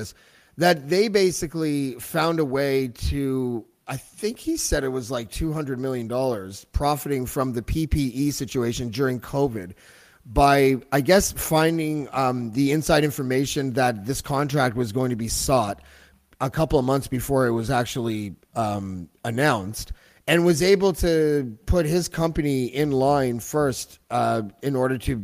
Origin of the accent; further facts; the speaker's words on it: Canada; we're Canadian